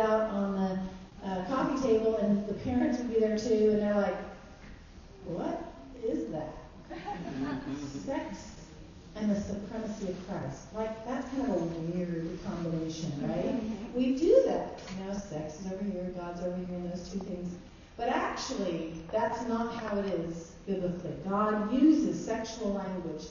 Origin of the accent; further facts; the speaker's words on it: Colorado, United States; now in San Diego, United States; I live in San Diego by the ocean. I grew up in Colorado in the Rockies.